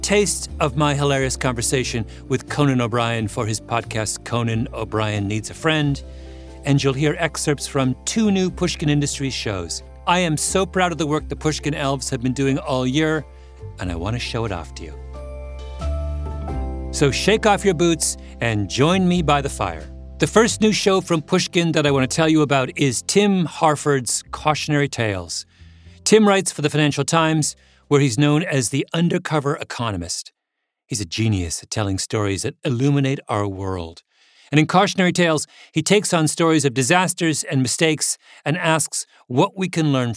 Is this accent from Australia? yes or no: no; Canada; I grew up in Canada